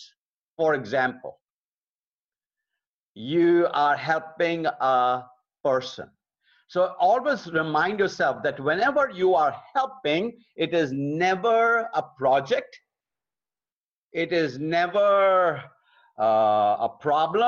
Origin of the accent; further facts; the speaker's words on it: Lucknow, Uttar Pradesh, India; moved away; we built a beautiful Bible college in my hometown of Lucknow, India